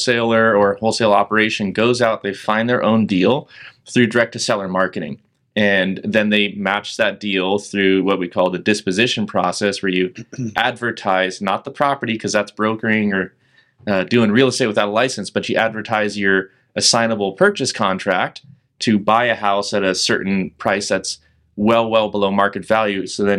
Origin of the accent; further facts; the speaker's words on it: California, United States; now in Portland, United States; Yeah, so I am from California originally. I moved to Portland at the tail end of 2018.